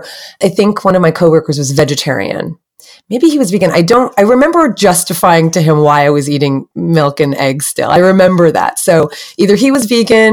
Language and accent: English; New Jersey, United States; I grew up on the East Coast in New Jersey in the States